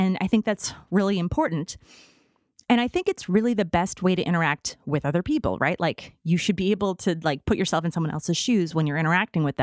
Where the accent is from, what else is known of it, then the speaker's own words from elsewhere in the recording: Midwest, United States; I'm from the Midwest